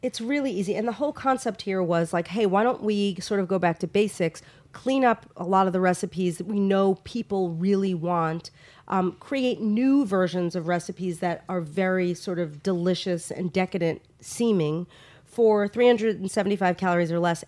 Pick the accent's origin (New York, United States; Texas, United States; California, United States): New York, United States; Long Island; moved away; also born or lived in Los Angeles; Long Island, my hometown